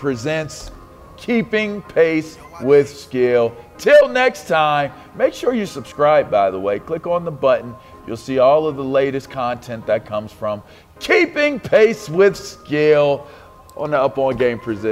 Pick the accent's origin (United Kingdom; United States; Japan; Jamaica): United States; Pittsburgh, Pennsylvania; moved away; also born or lived in Washington, D.C.; I grew up in Pittsburgh